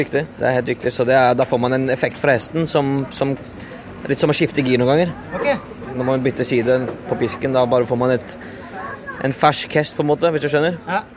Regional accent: Norway; now in England; Jeg vokste opp i Norge.

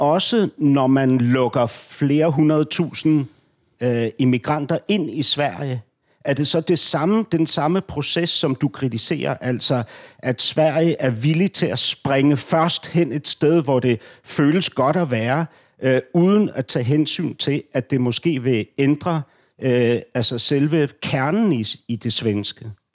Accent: Denmark; jeg er som danskerne er flest

